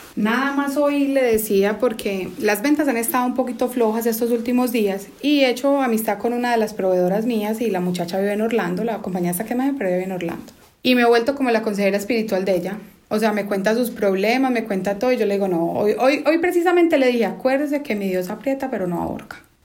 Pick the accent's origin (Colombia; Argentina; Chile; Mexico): Colombia; now in United States; Crecí en Colombia, no fue una niñez fácil